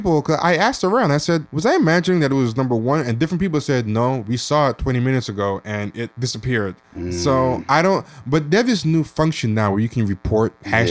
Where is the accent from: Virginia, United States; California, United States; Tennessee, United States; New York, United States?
California, United States; Trust, I'm from Cali. I know.